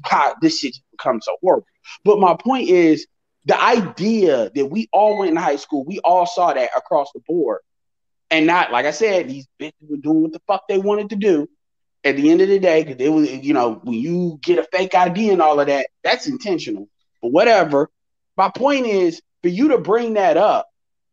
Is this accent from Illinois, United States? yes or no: yes; Chicago, Illinois, United States; I'm from Chicago